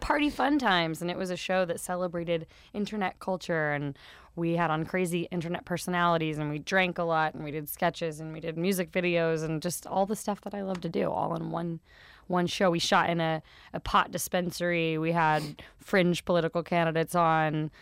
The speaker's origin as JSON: {"language": "English", "town": "Wichita", "region": "Kansas", "country": "United States", "tie": "born or raised there", "said": "Kansas. Wichita, Kansas. In the middle of America."}